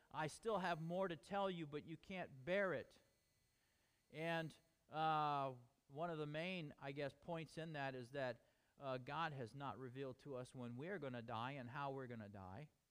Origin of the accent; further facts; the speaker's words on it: United States; We are American